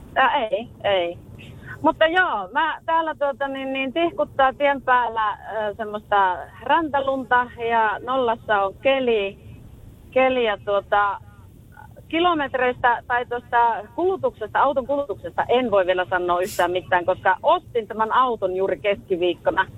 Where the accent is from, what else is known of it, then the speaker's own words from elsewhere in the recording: Rovaniemi, Lapland, Finland; moved away; also born or lived in Tampere; Minä olen, minä olen Rovaniemeltä kotoisin